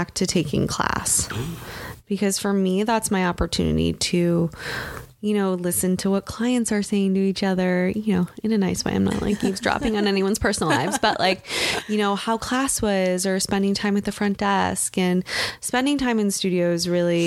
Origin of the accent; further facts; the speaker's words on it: 40 minutes outside of Detroit, Michigan, United States; I grew up in Michigan. I grew up like 40 minutes outside of Detroit